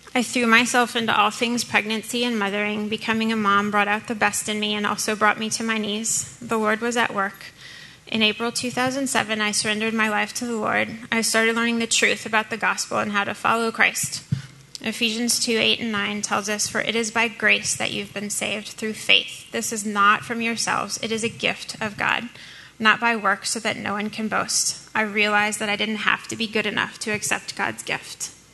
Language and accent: English; New Orleans, Louisiana, United States; I too am from New Orleans. I grew up with a single mom